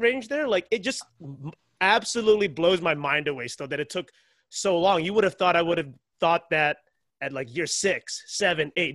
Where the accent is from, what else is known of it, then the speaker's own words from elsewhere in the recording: Baltimore, Maryland, United States; moved away as an adult; now in Los Angeles, United States; I'm from Baltimore, Maryland originally